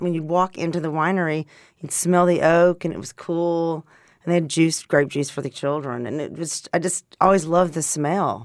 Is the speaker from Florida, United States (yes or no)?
no; Arkansas, United States; moved away; also born or lived in California; I grew up in Arkansas